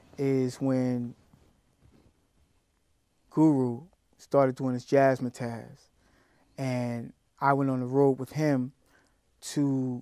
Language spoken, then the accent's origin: English; Brooklyn, New York, United States; I'm from Brooklyn.